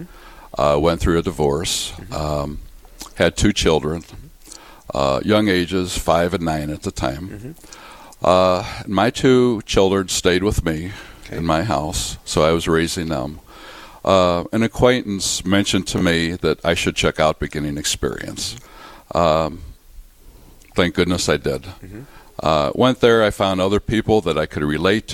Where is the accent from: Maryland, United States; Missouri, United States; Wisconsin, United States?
Missouri, United States; St. Louis; moved away as an adult; now in Fargo-Moorhead, United States; I was born in St. Louis, Missouri, and joined the Air Force